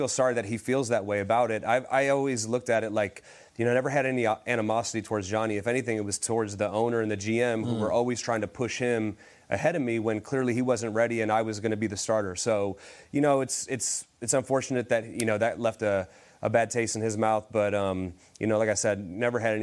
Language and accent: English; Cleveland, Ohio, United States; my hometown team